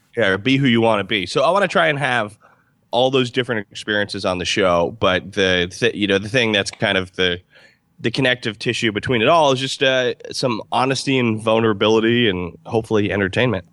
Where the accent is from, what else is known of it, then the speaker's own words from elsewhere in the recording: Albany, New York, United States; moved away as an adult; now in Los Angeles, United States; I'm from Albany, New York